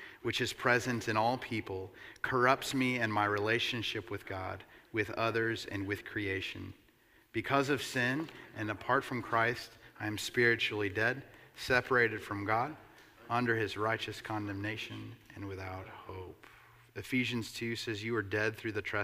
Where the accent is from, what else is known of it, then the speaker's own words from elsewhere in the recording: United States; as an American capitalist